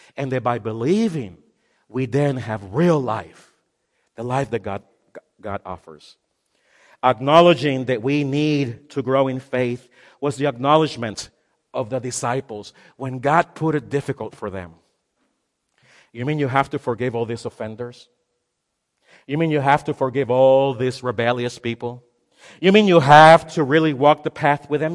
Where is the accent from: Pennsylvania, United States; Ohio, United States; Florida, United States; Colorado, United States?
Florida, United States; Miami; I'm from Miami